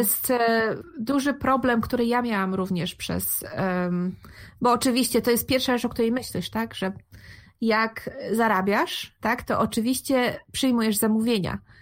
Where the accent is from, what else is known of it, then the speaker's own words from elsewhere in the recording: Gdańsk, Pomeranian Voivodeship, Poland; moved away as an adult; now in Netherlands; jestem z Gdańska, w Polsce mieszkam w Gdańsku.